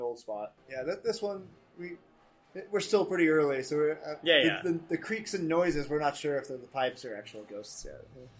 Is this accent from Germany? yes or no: yes; Germany; English is a second language; now in United States; I was born in Germany as well. grew up there. But I consider myself pretty American at this point.